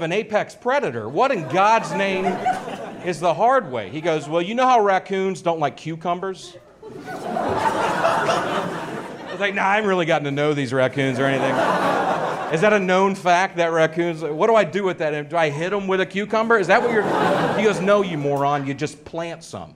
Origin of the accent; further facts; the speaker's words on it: Nashville, Tennessee, United States; I'm from Nashville, Tennessee. It's where I came from